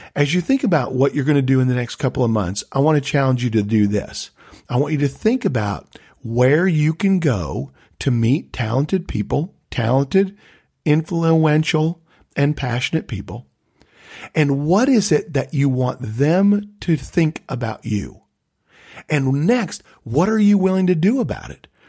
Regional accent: Tulsa, Oklahoma, United States; I was from Tulsa, Oklahoma.

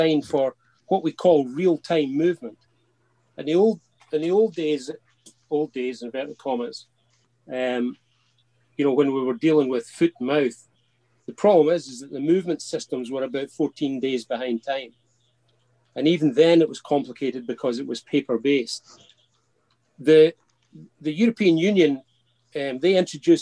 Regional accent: Scotland, United Kingdom; accent: Scots; I hope my Scots accent rapid fire doesn't

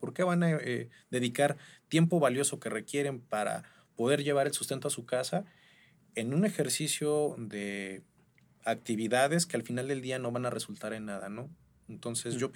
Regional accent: Michoacán, Mexico; Yo soy michoacano, cabe señalar.

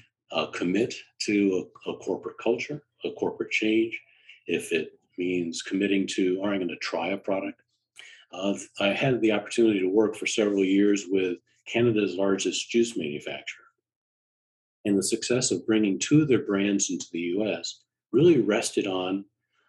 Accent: New York, United States; also born or lived in Chicago / Washington, District of Columbia, United States; now in Boston, United States; I'm from the Metro New York area, I'm in Boston

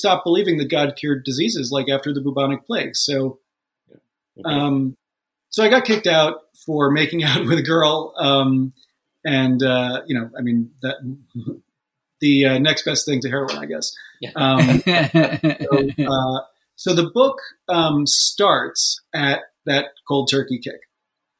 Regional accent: New York, United States; I grew up just outside of New York City. In the suburbs

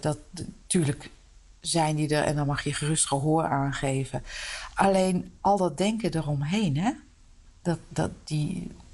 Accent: Utrecht, Netherlands; also born or lived in De Meern; ik ben geboren en getogen in Utrecht

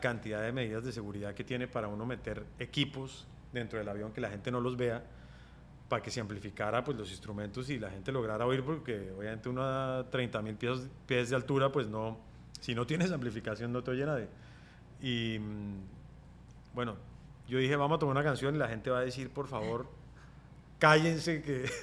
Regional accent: Colombia; moved away as an adult; also born or lived in Bogotá; mi tierra es Colombia, mi país es Colombia

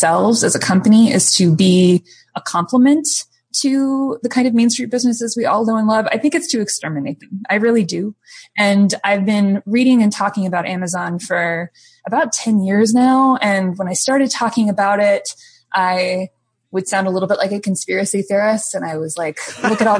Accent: Cleveland, Ohio, United States; I grew up outside of Cleveland, Ohio, primarily.

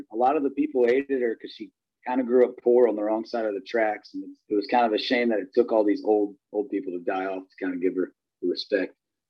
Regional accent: Winchester, Virginia, United States; now in Nashville, United States; Winchester, Virginia, it's my hometown.

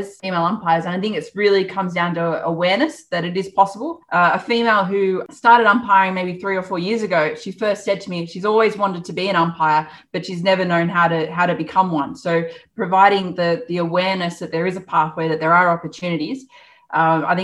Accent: Goulburn, New South Wales, Australia; I grew up in Goulburn

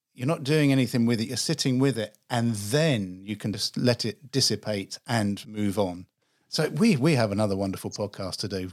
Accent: England, United Kingdom; accent: English; I'm English. I grew up in England

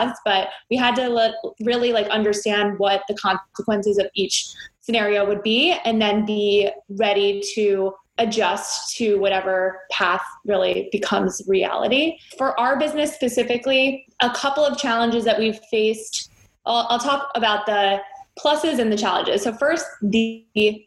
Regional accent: Potomac, Maryland, United States; now in New York City, United States; I grew up outside of DC in the Potomac, Maryland area.

